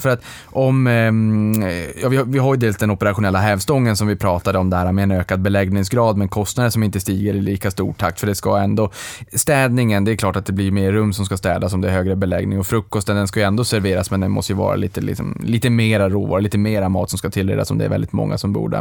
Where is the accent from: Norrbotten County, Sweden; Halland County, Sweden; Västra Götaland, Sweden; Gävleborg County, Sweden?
Norrbotten County, Sweden; Boden; moved away; jag är från Boden